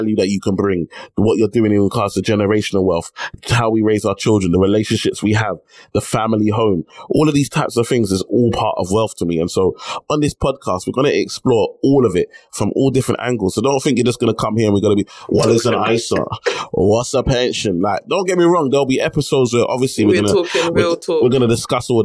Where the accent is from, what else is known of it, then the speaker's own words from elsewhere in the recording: United Kingdom; I'm born in the UK, but I'm Nigerian at heart